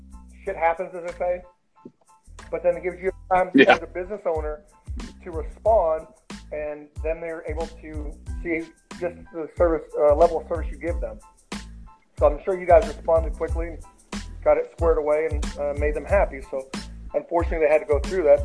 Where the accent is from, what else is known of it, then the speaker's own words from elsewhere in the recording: Erie, Pennsylvania, United States; now in Kentucky, United States; I grew up in Erie, Pennsylvania